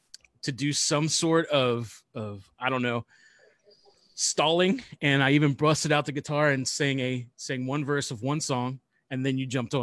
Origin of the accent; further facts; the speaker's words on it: Ohio, United States; Yeah, it's in Southeast Ohio. We're from Ohio.